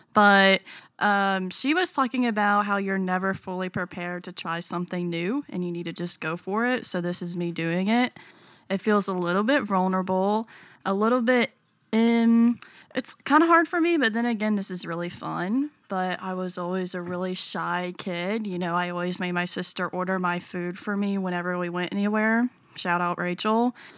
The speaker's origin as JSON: {"language": "English", "region": "North Carolina", "country": "United States", "tie": "born or raised there", "said": "I am born and raised in North Carolina"}